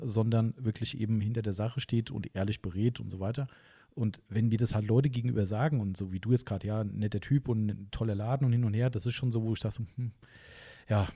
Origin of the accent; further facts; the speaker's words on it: Hesse, Germany; Wir kommen ja aus Hessen